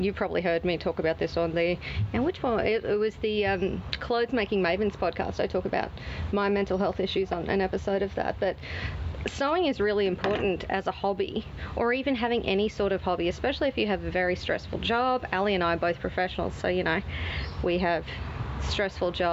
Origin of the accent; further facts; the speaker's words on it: Australia; being Australian